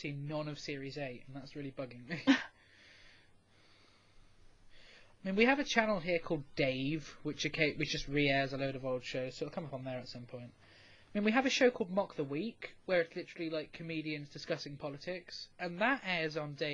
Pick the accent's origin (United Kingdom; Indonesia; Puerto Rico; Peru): United Kingdom; as a British person